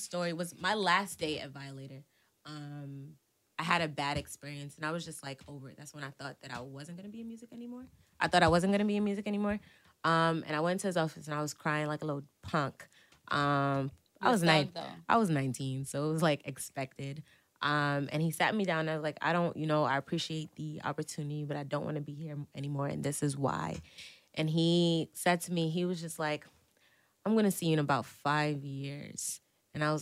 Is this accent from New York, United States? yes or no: yes; New York City, New York, United States; I'm from Brooklyn